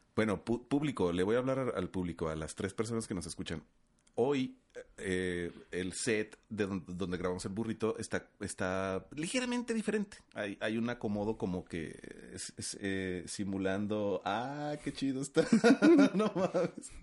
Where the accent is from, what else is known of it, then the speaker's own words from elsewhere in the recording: Los Mochis, Sinaloa, Mexico; now in Ciudad Juárez, Mexico; De los mochis Sinaloa